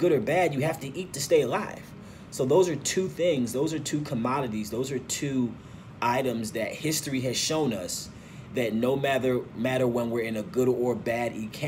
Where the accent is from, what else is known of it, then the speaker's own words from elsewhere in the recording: St. Louis, Missouri, United States; also born or lived in Nigeria; I was actually born and raised in St. Louis